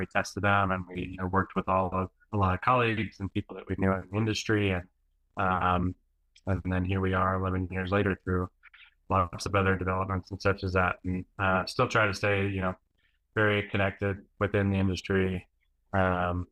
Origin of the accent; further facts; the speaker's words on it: New Orleans, Louisiana, United States; I went to New Orleans, where it's my hometown